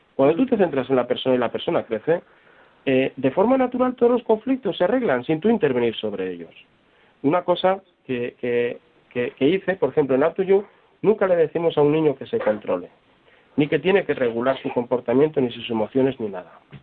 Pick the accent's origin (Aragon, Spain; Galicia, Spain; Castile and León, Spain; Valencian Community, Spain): Valencian Community, Spain; Valencia; Yo que soy de Valencia